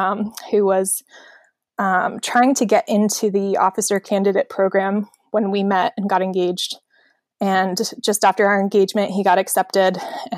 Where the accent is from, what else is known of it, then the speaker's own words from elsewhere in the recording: Annapolis, Maryland, United States; also born or lived in San Diego; So when people ask me that, the short answer I give is I'm from Annapolis, Maryland. The long answer is, well, I was born in San Diego. But I moved away before I could even remember it, and I grew up all over the country.